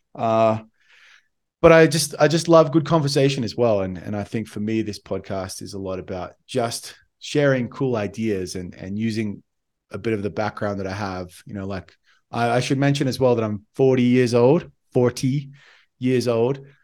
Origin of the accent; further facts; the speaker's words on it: Sydney, New South Wales, Australia; moved away as an adult; now in Bogota, Colombia; I'm from Western Sydney, Australia. uh, hence my, my bad accent.